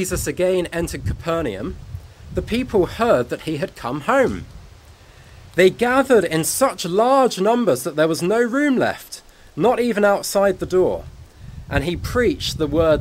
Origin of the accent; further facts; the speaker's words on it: Guernsey; I said I was from Guernsey